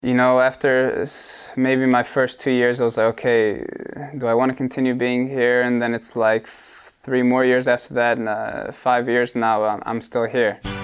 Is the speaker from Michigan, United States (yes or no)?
no; Bartlett, Illinois, United States; moved away as an adult; now in Sweden; we moved to suburbs of Chicago, I come from Bartlett